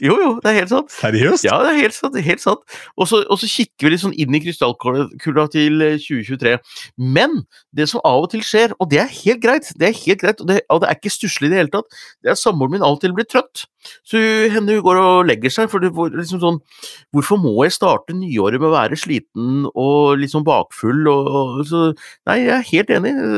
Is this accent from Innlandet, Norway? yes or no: yes; Gjøvik, Innlandet, Norway; jeg er fra Gjøvik